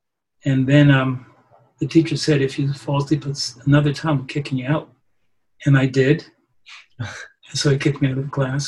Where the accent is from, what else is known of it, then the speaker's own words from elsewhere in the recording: Poughkeepsie, New York, United States; I was born in Poughkeepsie, New York, upstate New York, at a time of segregation. Faced a number of issues based upon my race, my skin color.